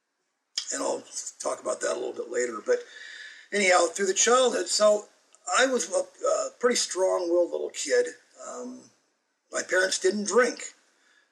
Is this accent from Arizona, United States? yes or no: yes; Arizona, United States; I grew up over in Arizona